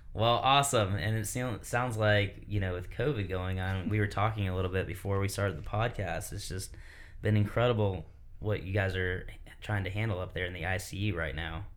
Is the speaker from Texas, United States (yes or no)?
no; Michigan, United States; now in South Carolina, United States; I'm from Michigan as well